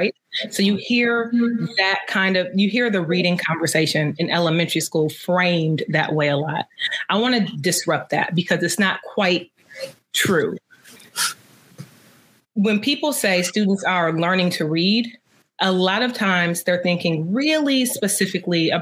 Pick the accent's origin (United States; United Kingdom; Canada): United States; Detroit, Michigan; I grew up in Detroit.